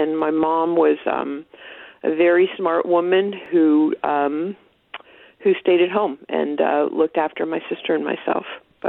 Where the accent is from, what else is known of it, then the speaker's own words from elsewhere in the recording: Kansas City, Missouri, United States; I grew up in Kansas City, Missouri.